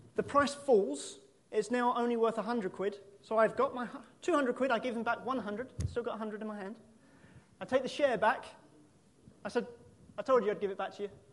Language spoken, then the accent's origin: English; United Kingdom; we're British